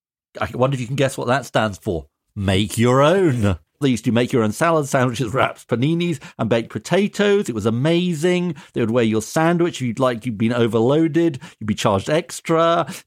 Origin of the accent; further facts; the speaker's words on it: Edinburgh, Scotland, United Kingdom; Indeed, my hometown of Edinburgh apparently has a number of innocuous-looking residential properties